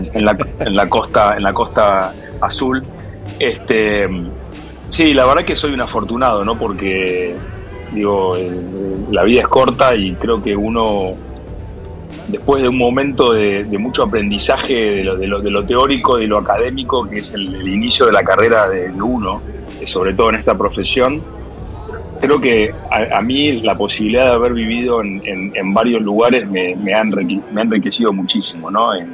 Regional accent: Argentina; como buen argentino

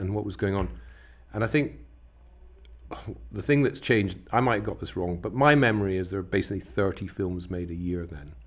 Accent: West Coast of Scotland, United Kingdom; I grew up on the West Coast of Scotland

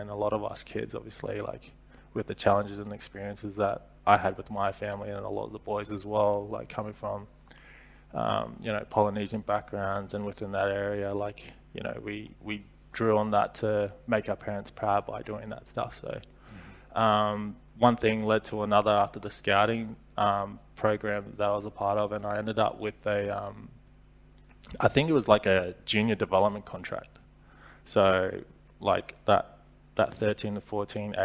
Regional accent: Brisbane, Queensland, Australia; So I started my junior footy there.

